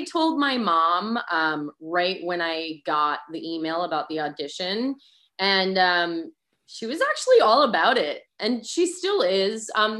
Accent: New England, United States; accent: New England; I lost my New England accent.

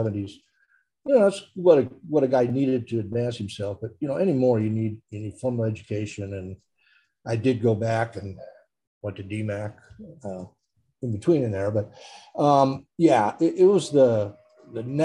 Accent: Newton, Iowa, United States; I grew up in Newton

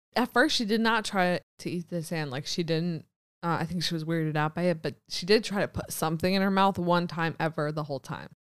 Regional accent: United States; now in Israel; being American

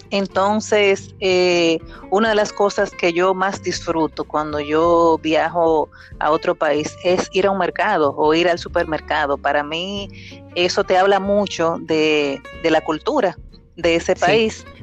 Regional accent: La Vega, Dominican Republic; also born or lived in Puerto Plata; porque crecí, crecí en La Vega, sí, desde que tenía un año y ya paso de 40.

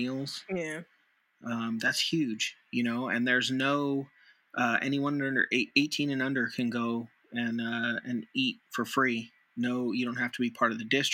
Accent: Nevada, United States; Nevada's my home state

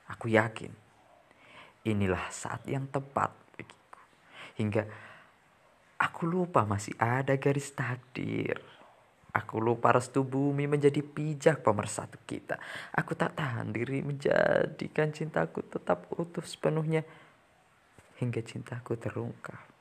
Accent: Brebes, Central Java, Indonesia; also born or lived in Semarang; aku berasal dari Desa Benda, Sirampok, Brebes, Jawa Tengah

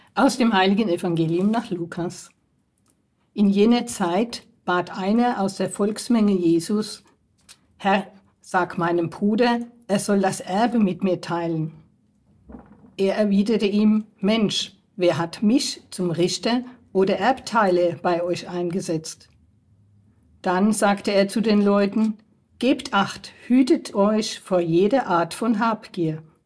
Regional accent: Germany; Ich bin hier in der Pfarrei schon aufgewachsen, als Kind äh, aktiv und jetzt immer noch in der Pfarrei

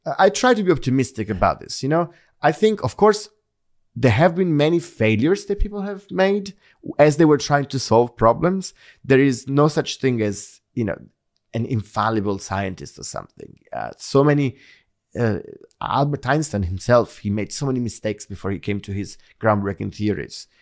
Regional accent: Naples, Campania, Italy; moved away as an adult; I grew up in Naples

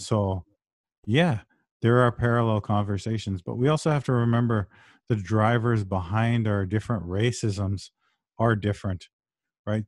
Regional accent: Brampton, Ontario, Canada; I was raised in Brampton

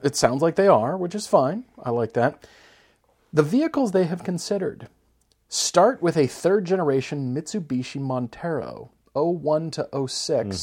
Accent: Fort Collins, Colorado, United States; Fort Collins, Colorado, my hometown, where I, where I grew up

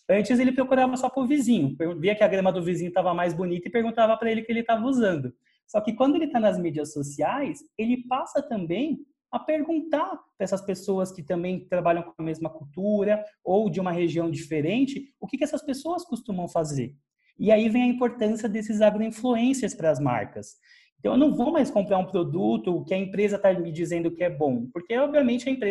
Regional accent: Araraquara, São Paulo, Brazil; moved away as an adult; sou de Araraquara, interior de São Paulo. Vim para São Paulo estudar né, comunicação, relações públicas, porque na minha cidade não tinha.

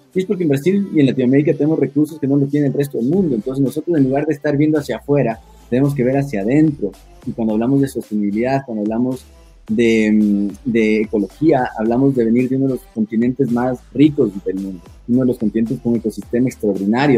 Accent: Ecuador; moved away as an adult; also born or lived in Italy / Spain; soy el diseñador ecuatoriano

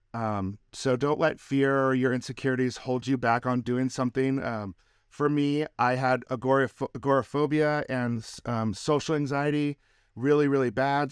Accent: Reno, Nevada, United States; Reno, Nevada, which is my hometown

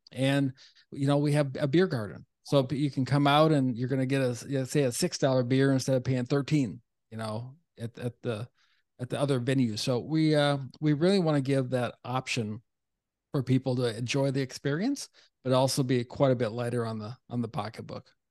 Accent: Duluth, Minnesota, United States; moved away; also born or lived in North Carolina; I'm a Minnesota guy originally

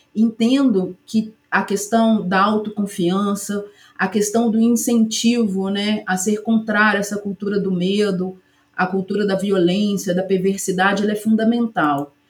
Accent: Ubá, Minas Gerais, Brazil; also born or lived in Juiz de Fora; Eu sou natural de Ubá, que é uma cidade aqui próxima

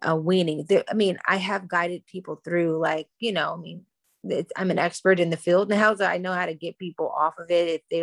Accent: Washington, District of Columbia, United States; I grew up in Washington, D.C. when it was the murder capital

